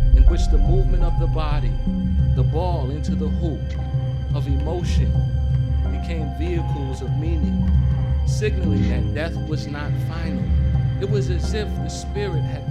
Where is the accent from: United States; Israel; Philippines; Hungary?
United States; Boston, Massachusetts; growing up in Roxbury, inner city Boston